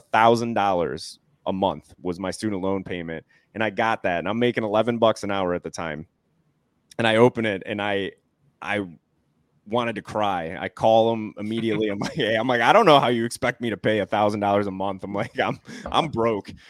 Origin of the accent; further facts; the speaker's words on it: Newport, Rhode Island, United States; born there; also born or lived in Delaware; So I was born in Newport, Rhode Island. So pretty cool to say. It's a tiny little state, and Newport is absolutely gorgeous.